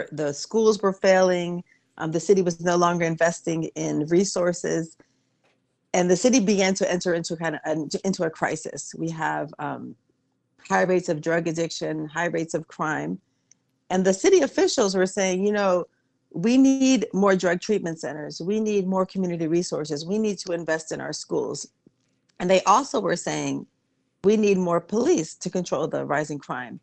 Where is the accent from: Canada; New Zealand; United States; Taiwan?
United States; Washington, District of Columbia; the neighborhood where I grew up in Petworth